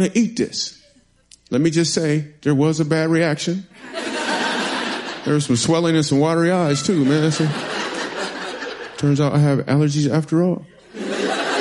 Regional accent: Michigan, United States; moved away as an adult; also born or lived in New York City; The reason I moved to New York City is because I'm from Michigan

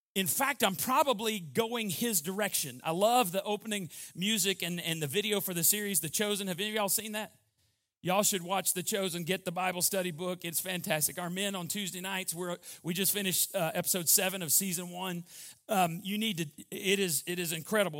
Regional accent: Borger, Texas, United States; I was from Borger, Texas, and it was about six and a half, seven hours to get to Waco, back to Baylor

